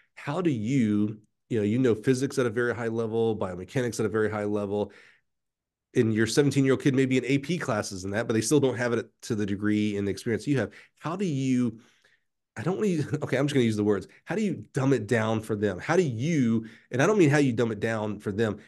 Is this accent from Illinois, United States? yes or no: no; Alabama, United States; I'm from Alabama